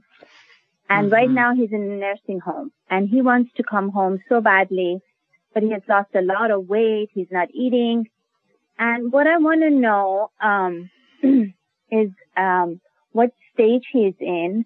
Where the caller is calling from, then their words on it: Minnesota, United States; I'm calling from Minnesota